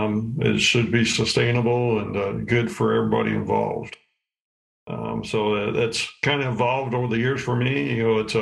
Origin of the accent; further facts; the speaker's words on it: Osco, Illinois, United States; I'm from Osco, Illinois, Northwestern Illinois. I have a grain farm and a couple of hog buildings on there.